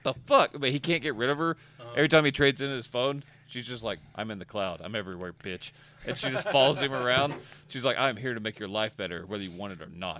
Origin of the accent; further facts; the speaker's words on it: the South, United States; accent: southern; My southern accent